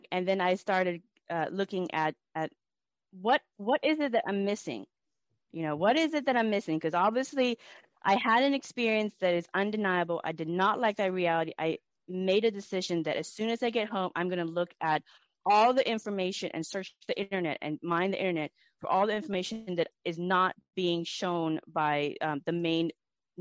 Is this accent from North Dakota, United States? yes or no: no; Everett, Washington, United States; I'm from Everett, Washington